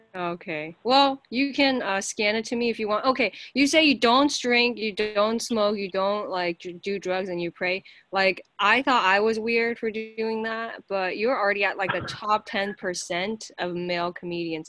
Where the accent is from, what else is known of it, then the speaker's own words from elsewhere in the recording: United States; I'm an American